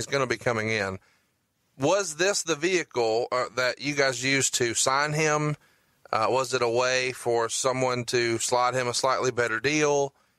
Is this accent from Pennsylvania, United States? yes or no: no; Huntsville, Alabama, United States; I'm from Huntsville, Alabama